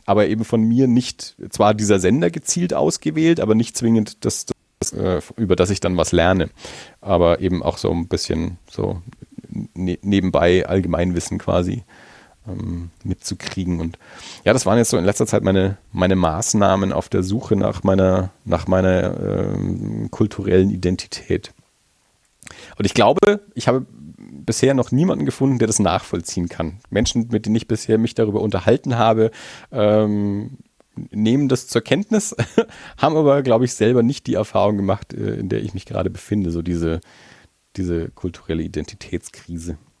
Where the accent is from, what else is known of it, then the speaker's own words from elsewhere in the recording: Franconia, Bavaria, Germany; als Franke